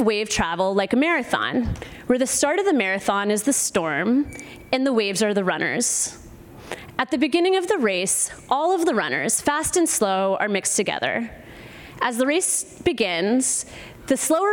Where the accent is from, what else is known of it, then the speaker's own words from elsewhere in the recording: Virginia Beach, Virginia, United States; moved away as an adult; also born or lived in New York City / Hawaii; now in Oregon, United States; I grew up in Virginia Beach, Virginia, and I was a beach lifeguard during the summers